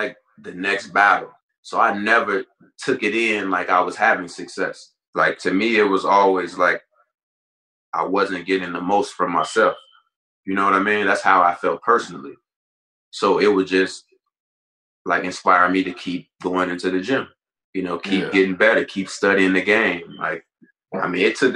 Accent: Chicago, Illinois, United States; moved away as an adult; also born or lived in Arizona / Atlanta; growing up in Chicago

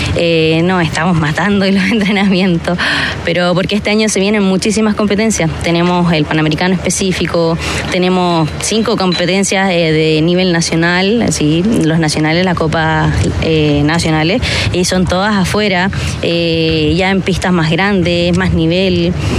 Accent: San Bernardo, Santiago Metropolitan, Chile; también como chilena eh, y san bernardina

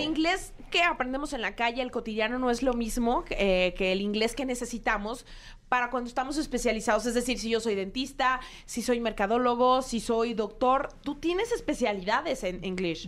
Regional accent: Mexico; nosotros como mexicanos

